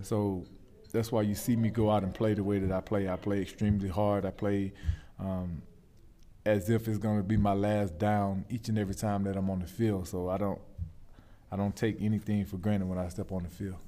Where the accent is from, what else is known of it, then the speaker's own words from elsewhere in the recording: Shellman, Georgia, United States; moved away as an adult; also born or lived in Charlotte, North Carolina; I grew up in Shelman, Georgia